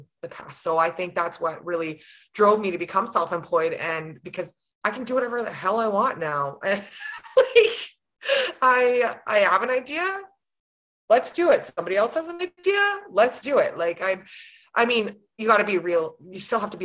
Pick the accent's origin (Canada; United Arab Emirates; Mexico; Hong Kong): Canada; Grande Prairie, Alberta; also born or lived in Fairview; now in Sexsmith, Canada; I'm born and raised Grand Prairie. That's my hometown, but we live in Sexsmith